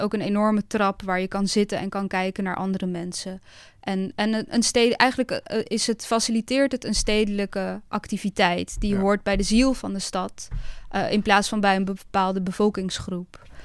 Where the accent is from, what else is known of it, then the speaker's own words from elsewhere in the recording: Zoetermeer, South Holland, Netherlands; moved away; also born or lived in Amsterdam; ik ben opgegroeid in Zoetermeer in een hele grote flat